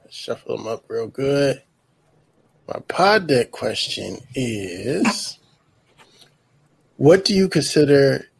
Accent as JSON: {"language": "English", "region": "the South", "country": "United States", "said": "I'm from the South."}